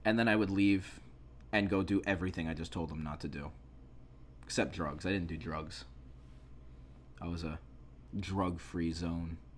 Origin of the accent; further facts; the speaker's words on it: New York, United States; I was born in New York